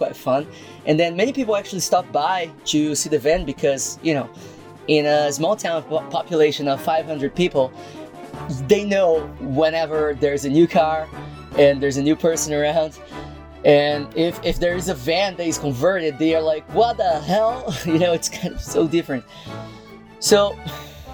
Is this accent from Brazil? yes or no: yes; Brazil; moved away; I'm not from here, I'm actually from Brazil.